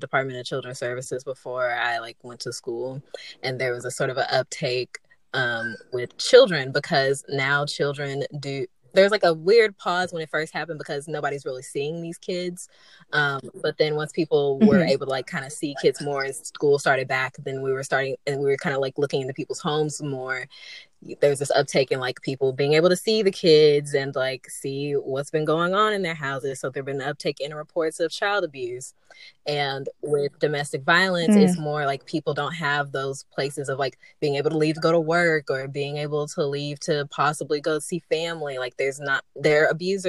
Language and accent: English; Memphis, Tennessee, United States; I'm from Memphis, M-Town